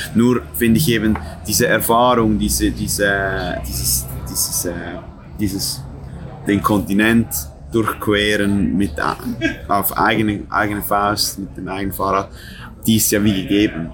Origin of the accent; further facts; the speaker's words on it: Switzerland; das ist eine Stadt, fünf, fünf Minuten von meiner Heimatstadt